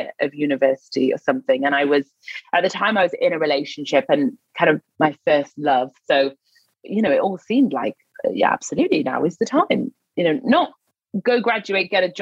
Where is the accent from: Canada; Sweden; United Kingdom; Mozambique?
United Kingdom; Newcastle upon Tyne, North East England; moved away; I'm from Newcastle, so I was living in the north at the time